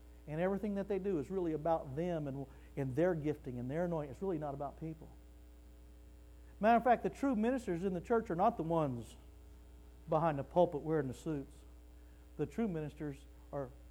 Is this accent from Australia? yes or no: no; Wichita Falls, Texas, United States; I was raised in Wichita Falls, Texas